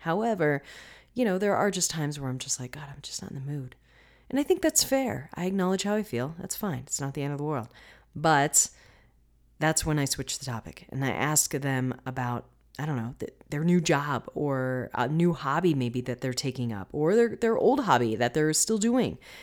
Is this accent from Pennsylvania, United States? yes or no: no; Florida, United States; I'm from Florida